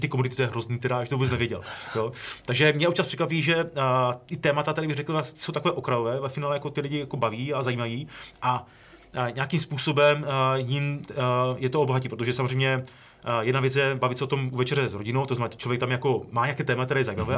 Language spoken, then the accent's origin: Czech; Ostrava, Moravian-Silesian Region, Czechia; já jsem Ostravák, že jo, z Ostravy